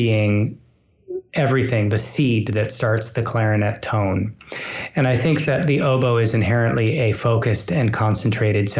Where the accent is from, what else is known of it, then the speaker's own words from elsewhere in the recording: Massachusetts, United States; I grew up in Massachusetts, where the Boston Symphony is